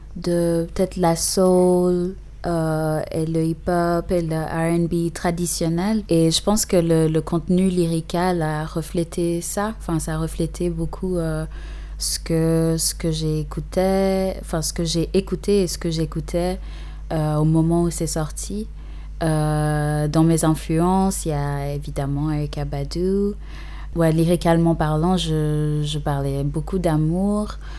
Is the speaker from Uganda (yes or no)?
yes; Uganda; first language English; French is a second language; now in Geneva, Switzerland; je suis née et j'ai grandi en partie en Ouganda